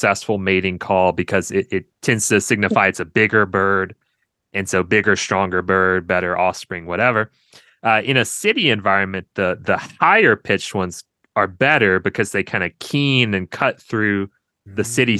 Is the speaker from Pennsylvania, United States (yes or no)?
no; Monroe, Louisiana, United States; accent: Southern; now in Asheville, United States; I'm from Monroe in kind of the northeast